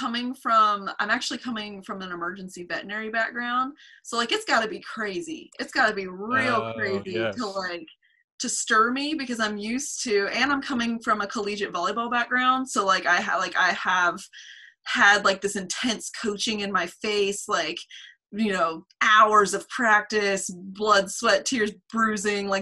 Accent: Asheville, North Carolina, United States; also born or lived in Wilmington, North Carolina; I grew up here

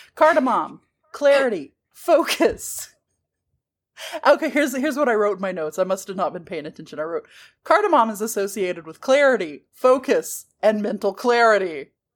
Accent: the South, United States; We're from the South

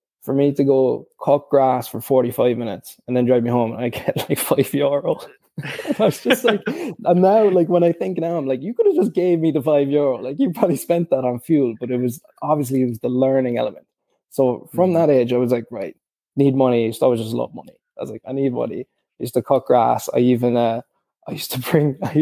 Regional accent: Cork, Munster, Ireland; We're from Cork as well

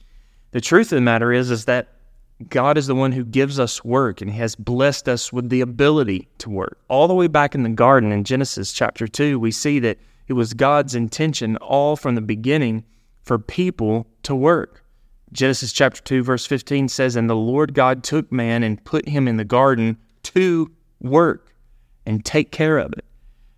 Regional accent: Alabama, United States; It was a small store in the small town that I grew up in Alabama.

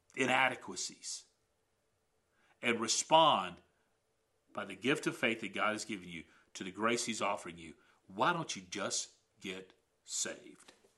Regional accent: United States; also born or lived in Canada; as an American in Canada

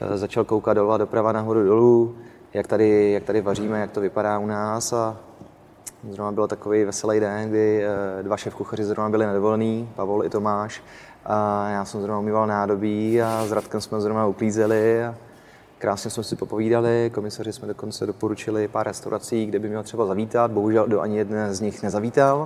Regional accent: Czechia; jsme Češi

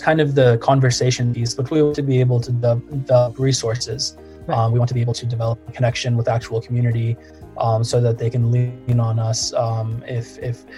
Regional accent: Morristown, Tennessee, United States; grew up in a small town in East Tennessee in Morristown, went to an Episcopal school for 9 years

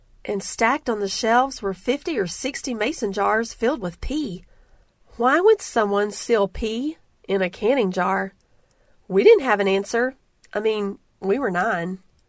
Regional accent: Alabama, United States; I grew up in the South, in the backwoods, off the banks of the Alabama River, chasing lightning bugs, fishing for catfish, and riding bikes till dusk.

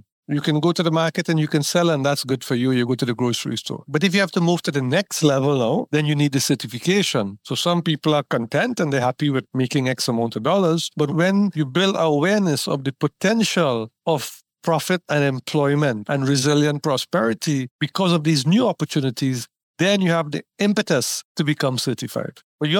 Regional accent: Trinidad & Tobago; now in Barbados; Barbados, and I'm based here, so it's my country as well. I'm from Trinidad and Tobago.

